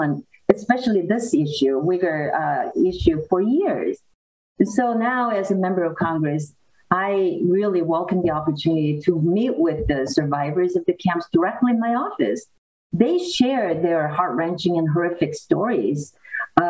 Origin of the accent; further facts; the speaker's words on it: South Korea; now in United States; I am an immigrant from South Korea